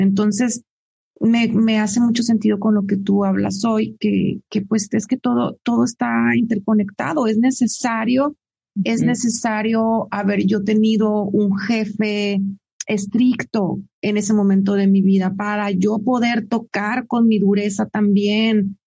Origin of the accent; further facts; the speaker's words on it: Tijuana, Baja California, Mexico; un tijuanense, que así nos dicen